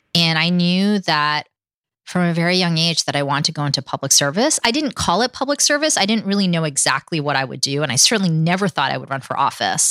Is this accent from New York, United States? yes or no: yes; New York City, New York, United States; English is a second language; moved away as an adult; also born or lived in California; I grew up Queens and Manhattan